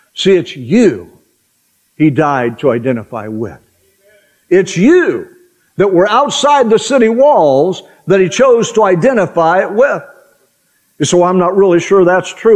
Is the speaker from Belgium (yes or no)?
no; Oklahoma, United States; growing up in Oklahoma.